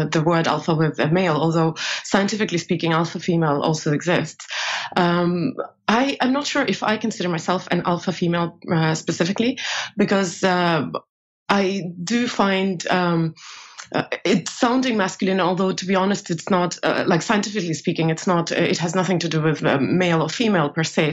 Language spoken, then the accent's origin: English; Estonia; moved away as an adult; also born or lived in New York, United States / Asia; now in Europe; I made a career here pretty quickly, not in Soviet Union, obviously. It's collapsed by the time I was grown, but in Estonia.